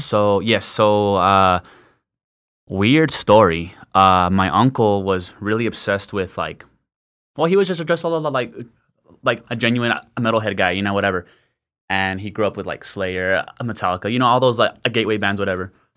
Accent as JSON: {"language": "English", "town": "El Paso", "region": "Texas", "country": "United States", "tie": "born or raised there", "said": "born and raised in El Paso, northeast El Paso my whole life, went to Parkland."}